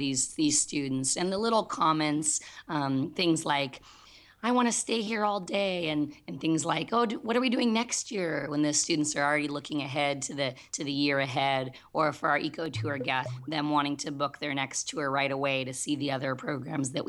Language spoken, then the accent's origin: English; Southern California, United States; I grew up playing outside in Southern California